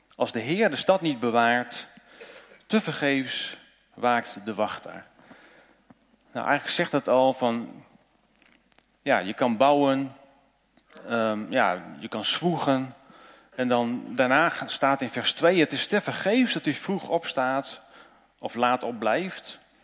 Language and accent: Dutch; Netherlands